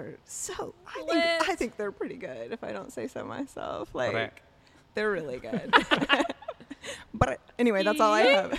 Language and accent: English; Appalachia, United States; I think it's because we're Appalachian.